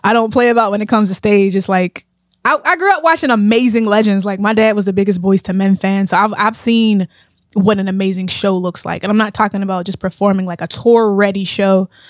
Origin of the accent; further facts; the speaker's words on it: Pittsburgh, Pennsylvania, United States; I grew up in Pittsburgh, yeah. Um, born and raised on the east side